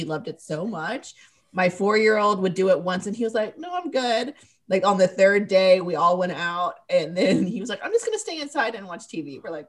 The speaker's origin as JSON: {"language": "English", "region": "the South", "country": "United States", "tie": "born or raised there", "said": "Like growing up in the South, like if it snowed, it was like, socks"}